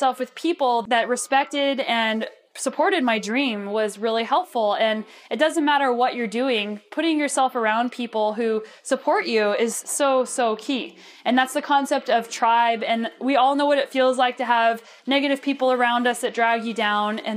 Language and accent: English; New Mexico, United States; also born or lived in Boulder, Colorado; now in Canada; I grew up in New Mexico, and I lived in Boulder, Colorado